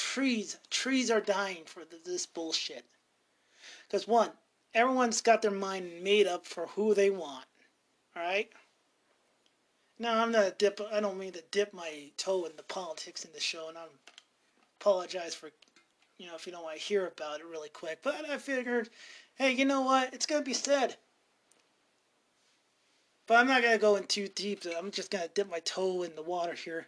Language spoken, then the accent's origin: English; Montana, United States; I'm from Montana